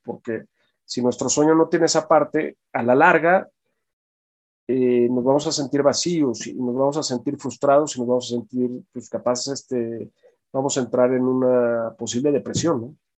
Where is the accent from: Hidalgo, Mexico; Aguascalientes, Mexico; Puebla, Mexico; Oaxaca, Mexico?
Hidalgo, Mexico; now in Mexico City, Mexico; yo nací aquí en la Ciudad de México y desde muy pequeño, o sea, desde recién nacido, me fui a vivir un rancho en un pueblo muy pequeño en Hidalgo que se llama Guapalcalco